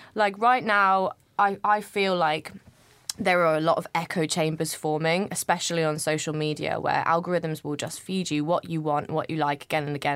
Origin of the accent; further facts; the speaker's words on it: United Kingdom; I'm not from London. I grew up i, in, just outside of London, but it's te, technically the country.